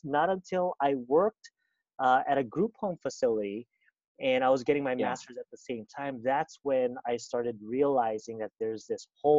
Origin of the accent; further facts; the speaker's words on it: Kauai, Hawaii, United States; moved away as an adult; also born or lived in California; I'm originally from Hawaii